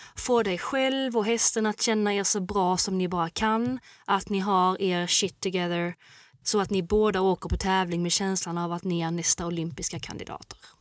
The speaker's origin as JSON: {"language": "Swedish", "town": "Gothenburg", "region": "Västra Götaland", "country": "Sweden", "said": "jag är från Göteborg"}